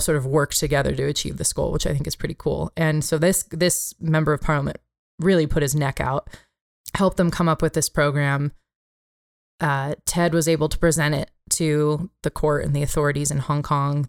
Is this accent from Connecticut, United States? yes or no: no; California, United States; moved away; in California, my home state